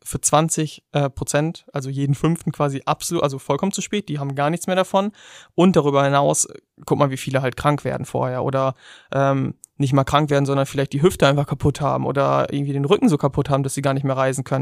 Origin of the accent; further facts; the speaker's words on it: Germany; wir als Deutsche